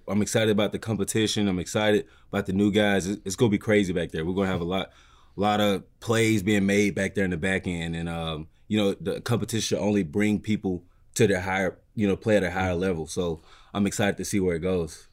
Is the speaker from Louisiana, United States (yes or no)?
no; Mississippi, United States; now in Detroit, United States; I'm from Mississippi